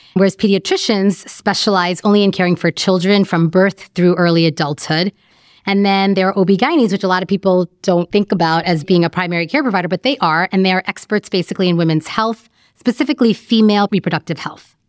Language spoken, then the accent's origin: English; New York, United States; moved away as an adult; now in Chicago, United States; I was born and raised in New York, and in about two thousand six, I moved to Chicago for medical training.